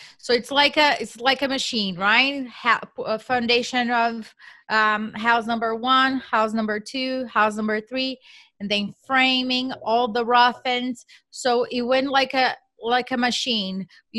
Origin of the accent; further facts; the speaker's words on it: Brazil; English is a second language; moved away as an adult; now in United States; So as you mentioned, I am from Brazil, so I did not even know what real estate meant at that time, right? I moved to the U.S. For a cultural exchange program